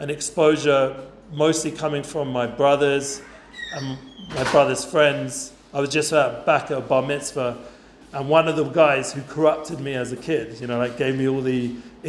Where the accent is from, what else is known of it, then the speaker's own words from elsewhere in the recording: London, United Kingdom; now in Efrat, Israel; growing up in Edgeware, since some of the guys know what that means, I was a bit of like a North London secular guy